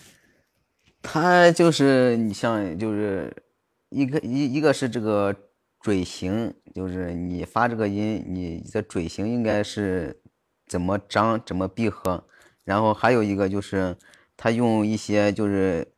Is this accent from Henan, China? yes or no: yes; Jiaozuo, Henan, China; also born or lived in Zhengzhou, Henan; 我老家是焦作的，啊，也是河南的